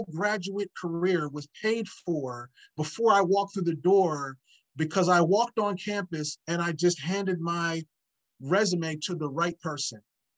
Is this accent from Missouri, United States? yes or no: no; Philadelphia, Pennsylvania, United States; So people that I am friends with are the ones that I grew up in the Philadelphia area